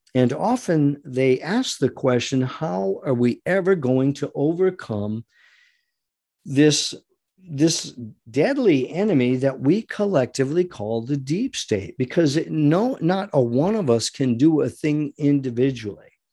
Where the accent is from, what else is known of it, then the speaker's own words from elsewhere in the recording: United States; We are American citizens